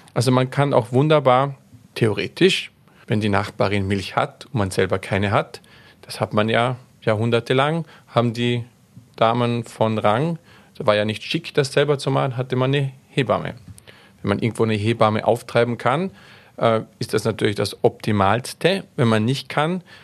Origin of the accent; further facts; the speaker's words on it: Austria; bei uns in Österreich